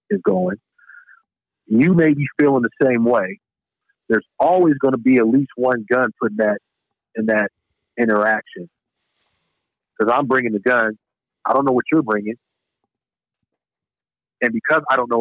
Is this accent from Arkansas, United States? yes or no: no; Chicago, Illinois, United States; I'm from Chicago, one of probably the top three murder rates in the country